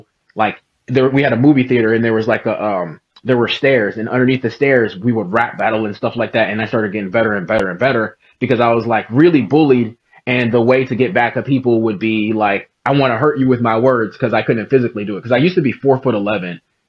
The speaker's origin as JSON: {"language": "English", "town": "Newark", "region": "New Jersey", "country": "United States", "tie": "born there", "said": "so I was born in Newark, New Jersey, former murder capital across the bridge from New York."}